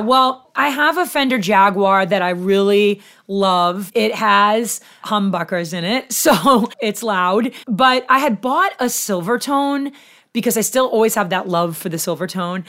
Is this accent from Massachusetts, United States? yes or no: yes; Haverhill, Massachusetts, United States; I was born in Haverhill, Mass